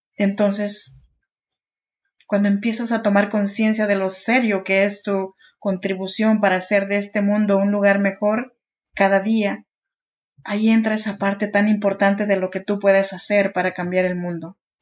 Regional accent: Oaxaca, Mexico; moved away as an adult; now in Sacramento, United States; Yo soy oaxaqueña de un pueblito chinanteco, allá, en Oaxaca y vivo en Sacramento, California desde hace ya 13 años

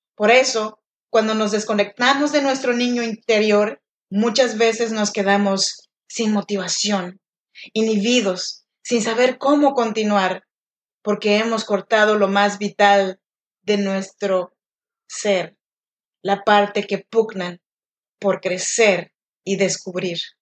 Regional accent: Chinantla region, Oaxaca, Mexico; now in Sacramento, United States; yo soy nacida en Oaxaca, México, en la región de Chinantecos, pero yo vivo y grabo este podcast desde Sacramento, California

